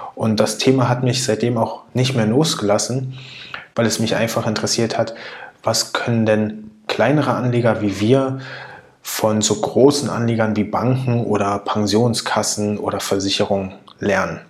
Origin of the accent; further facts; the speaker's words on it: Berlin, Germany; Ich bin neunzehnhundertneunundachtzig in Berlin geboren